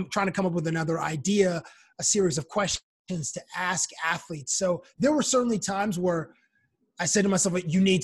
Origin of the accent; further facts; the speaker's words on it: Toronto, Ontario, Canada; moved away as an adult; now in United States; being a Canadian working in the United States